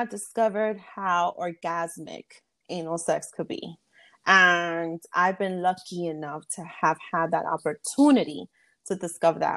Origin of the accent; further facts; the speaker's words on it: New York City, New York, United States; I am from Bronx, New York, born and raised